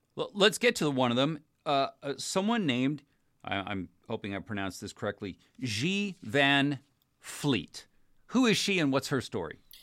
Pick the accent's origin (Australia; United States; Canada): United States; California; my home state